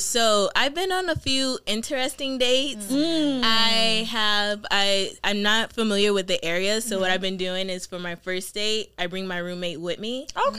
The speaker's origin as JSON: {"language": "English", "town": "Miami", "region": "Florida", "country": "United States", "moved": "as an adult", "lives_now": "Boston, United States", "said": "I am 25. I'm originally from Miami, Florida, and I relocated to Boston."}